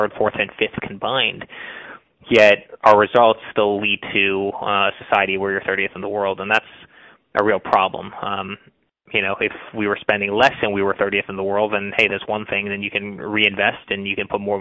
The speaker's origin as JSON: {"language": "English", "country": "United States", "said": "individual freedoms that we have as American"}